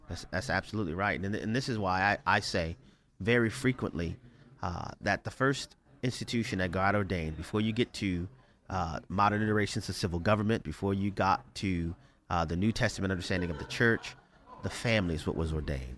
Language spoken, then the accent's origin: English; New Orleans, Louisiana, United States; I grew up in New Orleans, Louisiana